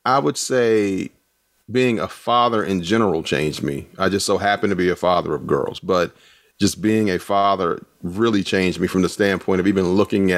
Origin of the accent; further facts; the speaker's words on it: Washington, District of Columbia, United States; now in Durham, United States; I grew up in Washington, D.C.